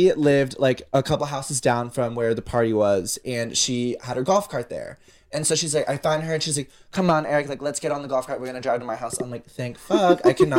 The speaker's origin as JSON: {"language": "English", "town": "Peachtree City", "region": "Georgia", "country": "United States", "said": "we're from Peachtree"}